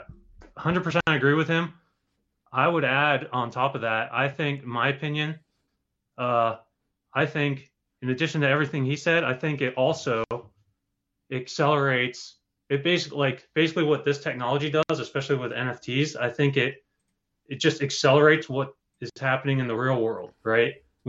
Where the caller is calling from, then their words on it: Rhode Island, United States; from Rhode Island.